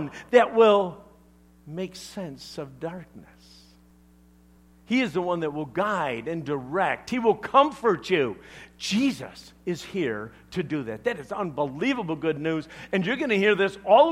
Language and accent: English; Chicago, Illinois, United States; I'm from Chicago, all right? We talk differently.